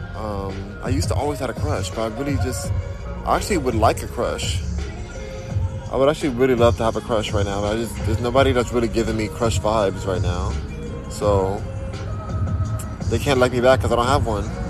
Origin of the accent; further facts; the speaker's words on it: Los Angeles, California, United States; also born or lived in Diamond Bar, California; I'm from Los Angeles, California. Born in Diamond Bar which is in Los Angeles